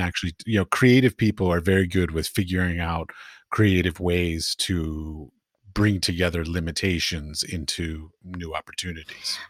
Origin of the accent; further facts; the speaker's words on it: United States; moved away; also born or lived in Middle East; I'm American